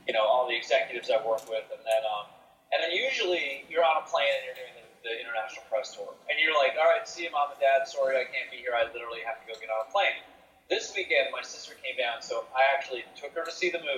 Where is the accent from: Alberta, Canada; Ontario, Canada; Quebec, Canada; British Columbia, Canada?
Ontario, Canada; Toronto; the Toronto Raptors, my, my hometown team